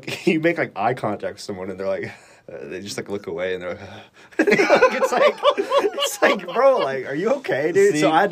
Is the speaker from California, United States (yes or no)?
no; Montana, United States; also born or lived in Indianapolis, Indiana; now in Minneapolis, United States; Originally in Indianapolis, then I moved out to Montana. That's where I was raised from like age one. So I don't say I'm from the Midwest because I'm actually more from Montana